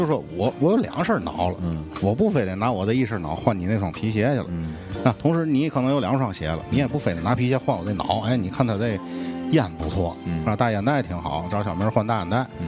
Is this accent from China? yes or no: yes; Heping Road, Tianjin, China; 像我小时候是在和平路，从我姥姥家走到和平路大概二十分钟